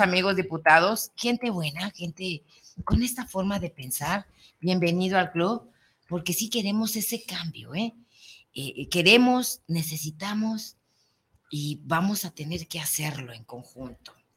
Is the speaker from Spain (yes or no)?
no; Mexico; es que somos mexicanos